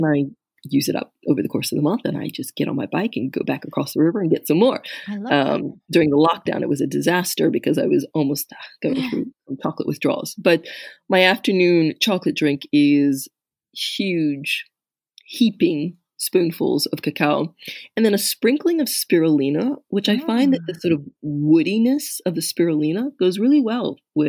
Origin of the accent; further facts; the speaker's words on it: United States; moved away as an adult; now in France; that whole sweet cider that we grew up with in the States